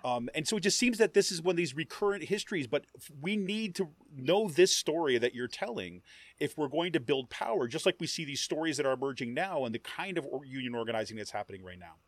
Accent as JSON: {"language": "English", "town": "Utica", "region": "New York", "country": "United States", "tie": "born or raised there", "said": "I grew up in Utica, New York, and like kind of central New York"}